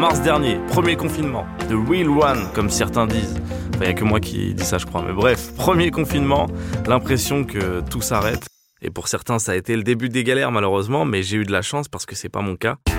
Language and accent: French; Paris, Île-de-France, France; En tant que parisien